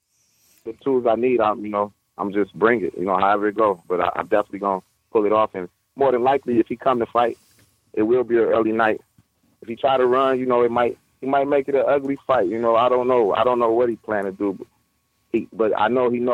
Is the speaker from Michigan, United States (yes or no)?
yes; Detroit, Michigan, United States; I come from the Detroit streets